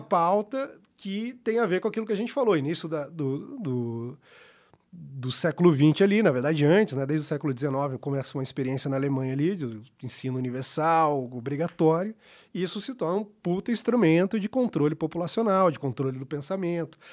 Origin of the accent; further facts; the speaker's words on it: Brazil; sou brasileiro